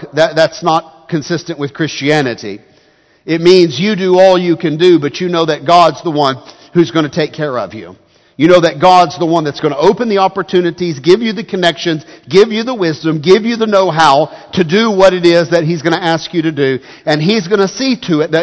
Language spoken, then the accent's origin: English; United States; as Americans